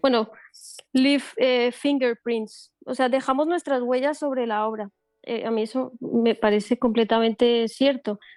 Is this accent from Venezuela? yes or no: no; Colombia; now in Barcelona, Spain; Yo también vengo, vengo, de Colombia, yo, o sea, yo vengo de Colombia que es una sociedad bastante machista